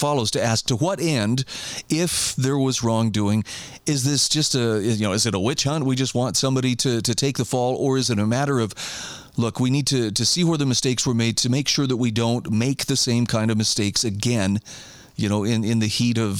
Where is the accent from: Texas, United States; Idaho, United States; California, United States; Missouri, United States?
Idaho, United States; my home state of Idaho.